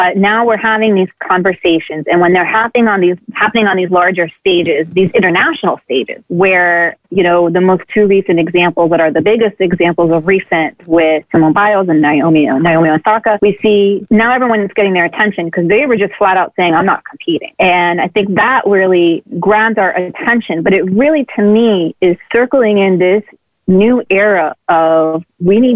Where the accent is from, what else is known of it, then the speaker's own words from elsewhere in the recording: Miami, Florida, United States; I am apparently one of the few born and raised in Miami who still live here